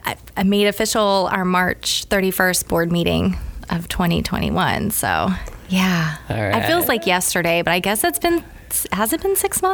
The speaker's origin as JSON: {"language": "English", "region": "Indiana", "country": "United States", "tie": "born there", "also_born_or_lived": "Texas / Georgia / Ohio", "lives_now": "Gainesville, United States", "said": "So I was born in Indiana, okay. But then we were in Texas and Georgia, Ohio, back to Indiana."}